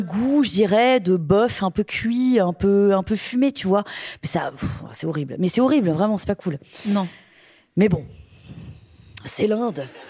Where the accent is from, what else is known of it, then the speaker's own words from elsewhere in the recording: Brittany, France; je suis bretonne.